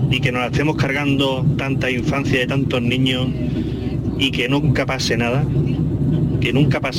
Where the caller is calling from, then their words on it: Seville, Andalusia, Spain; de de Sevilla.